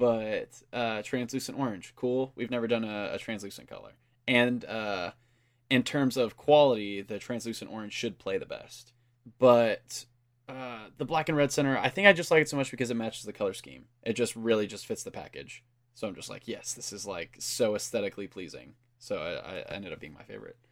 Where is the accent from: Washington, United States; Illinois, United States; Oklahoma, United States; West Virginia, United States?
Oklahoma, United States; Enid; we're from Enid, and that's, we're actually, like, closer to Wichita, Kansas